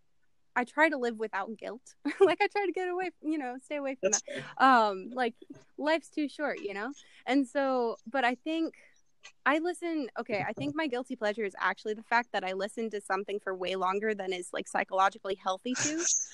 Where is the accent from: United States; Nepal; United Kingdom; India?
United States; Columbus, Ohio; I'm from Columbus. So I'm a Buckeye, like born and raised.